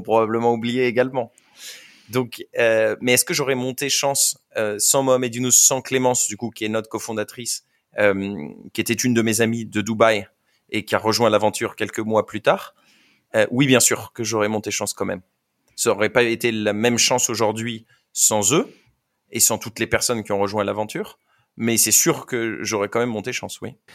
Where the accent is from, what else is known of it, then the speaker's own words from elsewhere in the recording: France; je viens de France